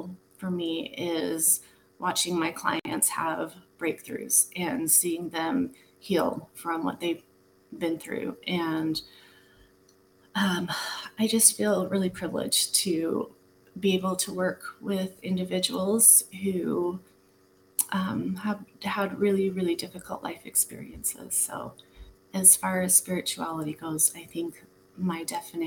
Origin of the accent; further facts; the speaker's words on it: Utah, United States; moved away; I was raised in Utah as a Mormon